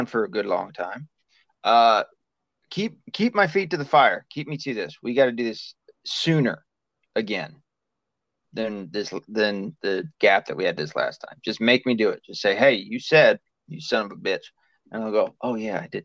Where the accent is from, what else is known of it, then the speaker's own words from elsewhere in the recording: the South, United States; moved away; we're both from the South